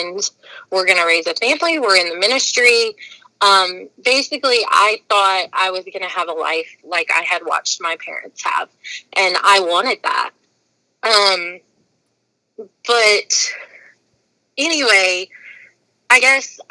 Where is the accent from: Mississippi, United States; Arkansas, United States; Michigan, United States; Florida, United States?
Arkansas, United States; Newport; also born or lived in Chicago, Illinois; I grew up there. That's why I kind of say I'm from Arkansas when people ask me where I'm from. I remember Chicago, but like to me, like all of my formative years were in Arkansas